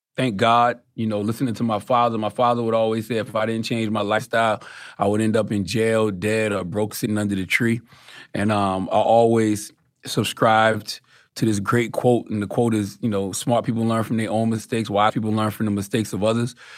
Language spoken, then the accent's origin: English; Moncks Corner, South Carolina, United States; I'm from Moss Corner, South Carolina